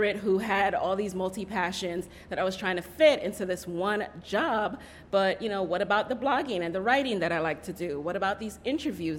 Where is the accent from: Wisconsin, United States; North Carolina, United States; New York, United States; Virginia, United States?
New York, United States; New York City; also born or lived in Jamaica; I actually grew up in the Bronx, so I'm a native New Yorker as well, and I'm originally from Jamaica